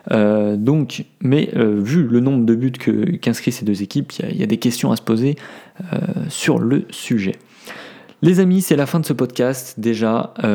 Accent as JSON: {"language": "French", "town": "Paris", "region": "Île-de-France", "country": "France", "said": "alors moi, je suis, à savoir, je suis parisien. Hein. Pour ceux qui ne me suivent pas sur, euh, les, réseaux, qui me suivent pas sur, YouTube, euh, sachez que je suis complètement parisien euh, à 100%."}